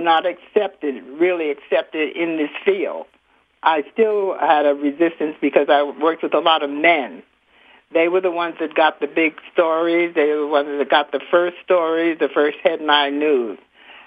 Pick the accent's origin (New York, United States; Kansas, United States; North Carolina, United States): New York, United States; New York City; moved away; also born or lived in Detroit / Philadelphia; I'm from New York. I was born in Harlem, in New York